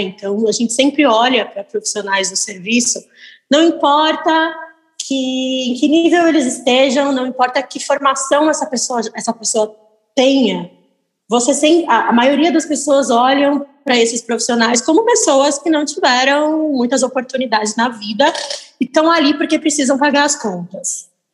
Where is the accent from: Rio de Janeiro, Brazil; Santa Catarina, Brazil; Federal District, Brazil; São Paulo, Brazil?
São Paulo, Brazil; Piracicaba; moved away as an adult; now in São Paulo, Brazil; Eu sou do interior de São Paulo, sou de Piracicaba